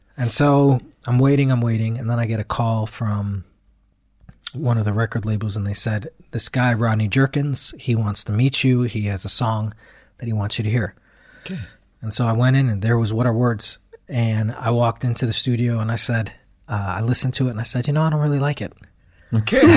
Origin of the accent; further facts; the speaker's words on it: United States; me being American